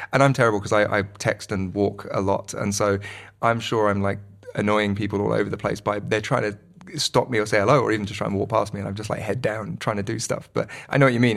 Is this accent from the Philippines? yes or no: no; United Kingdom; moved away as an adult; also born or lived in London / Manchester; now in Wellington, New Zealand; all of my past is in, in the U K, so it's not like I'm bumping into people from school